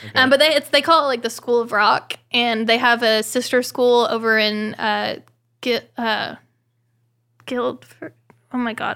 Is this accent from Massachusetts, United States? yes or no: no; Oklahoma, United States; moved away; I'm from Oklahoma